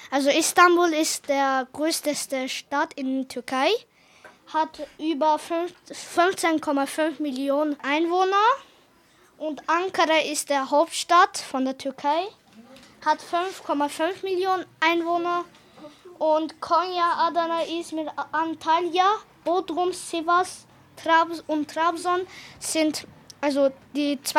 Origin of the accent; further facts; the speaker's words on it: Hungary; ich komme aus Ungarn.